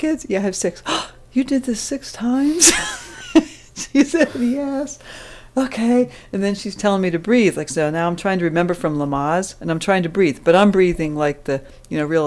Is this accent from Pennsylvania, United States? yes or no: yes; Pennsylvania, United States; I was born in Pennsylvania